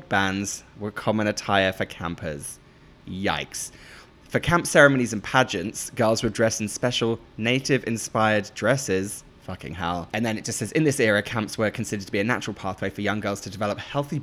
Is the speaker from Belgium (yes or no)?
no; Norfolk, East of England, United Kingdom; I'm from Norfolk, of course, I know my woods.